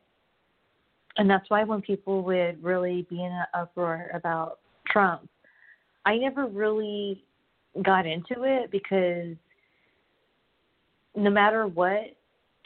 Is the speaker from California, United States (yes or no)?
yes; Southern California, United States; moved away as an adult; also born or lived in Kentucky; I grew up in SoCal